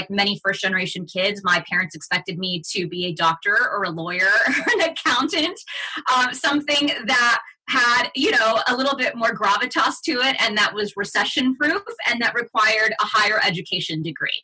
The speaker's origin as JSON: {"language": "English", "town": "Fort Worth", "region": "Texas", "country": "United States", "tie": "born or raised there", "second_language": "English", "said": "English is my second language. I grew up on the north side of Fort Worth, Texas, where, you know, most of my community"}